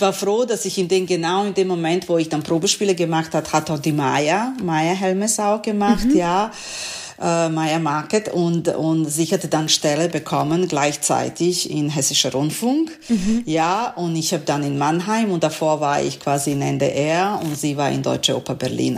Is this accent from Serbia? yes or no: yes; Serbia; German is a second language; moved away as an adult; also born or lived in Novi Sad, Serbia; now in Essen, Germany; meine Heimatstadt, glaube ich, am meisten Bomben bekommen hat